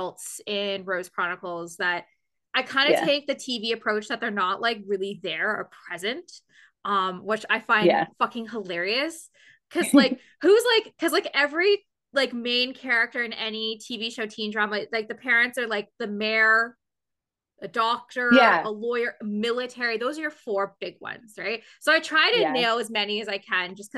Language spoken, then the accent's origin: English; London, Ontario, Canada; London, Ontario, which is where I'm from.